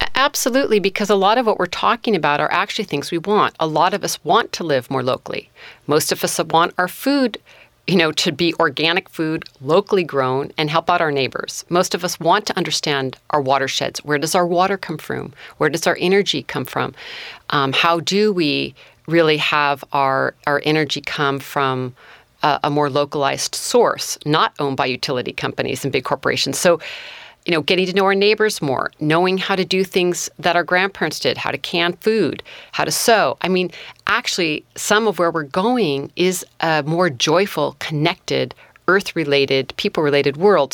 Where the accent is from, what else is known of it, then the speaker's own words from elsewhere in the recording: Mendocino County, California, United States; also born or lived in Humboldt County, California; I grew up in Mendocino County and also Humboldt County